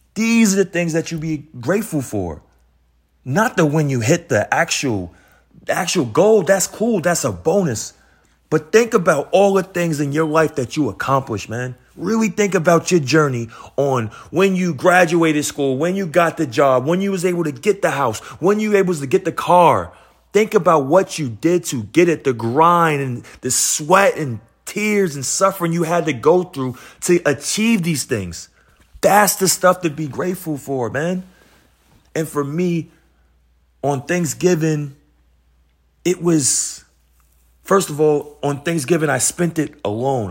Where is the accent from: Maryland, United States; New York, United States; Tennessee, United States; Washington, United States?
New York, United States; New York City; I come from Queens, New York